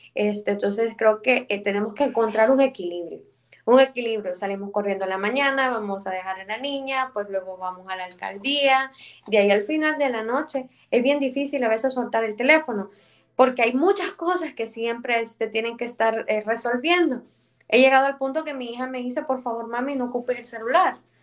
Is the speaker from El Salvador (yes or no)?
yes; El Salvador; born or raised there